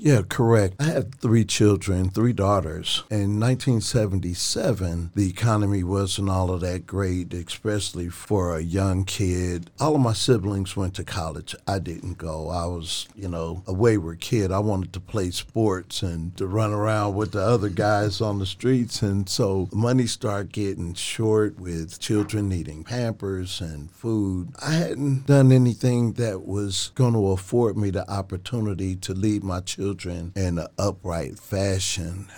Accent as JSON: {"language": "English", "town": "Cincinnati", "region": "Ohio", "country": "United States", "moved": "as an adult", "lives_now": "Dayton, United States", "said": "I'm from Cincinnati"}